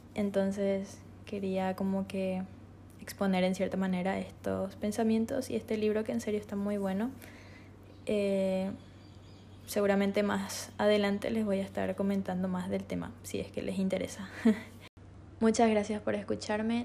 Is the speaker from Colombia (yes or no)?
no; Asunción, Paraguay; moved away as an adult; now in Encarnación, Paraguay; soy de Asunción. Recientemente me mudé